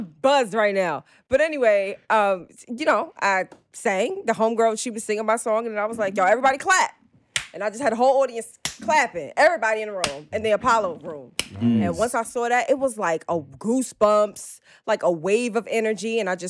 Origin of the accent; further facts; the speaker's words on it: Jamaica; now in Brooklyn, United States; I'm from Jamaica. I live in Brooklyn